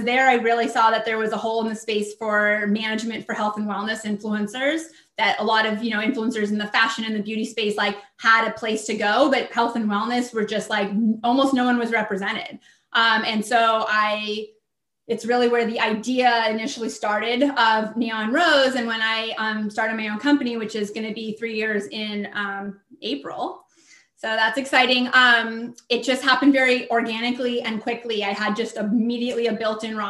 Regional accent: Southern California, United States; also born or lived in Washington, D.C.; I'm from Southern California. I'm in San Diego, but I lived in DC for many years

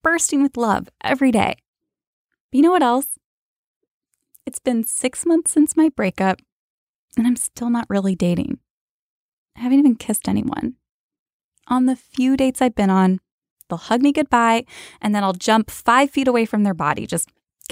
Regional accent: Midwest, United States; moved away as an adult; now in Brooklyn, United States; I grew up in the Midwest

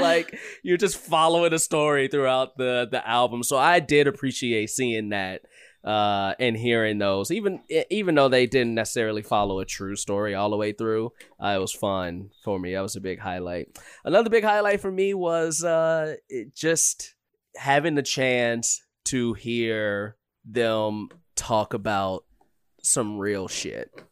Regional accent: Chicago, Illinois, United States; growing up in Chicago

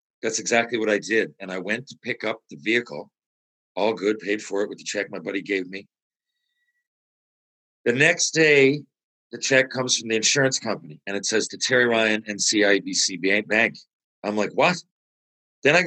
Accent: St. John's, Newfoundland and Labrador, Canada; also born or lived in Mount Pearl; My hometown, right? St. John's, Mount Pearl

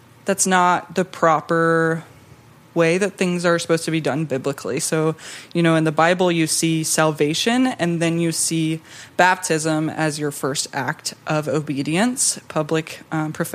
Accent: Georgia, United States; I grew up in the South in a nominally Christian home

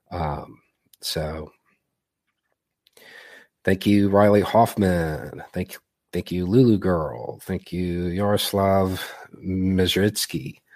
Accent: Melitopol, Zaporizhzhia Oblast, Ukraine; English is a second language; now in United States; I'm originally from Melitopol.

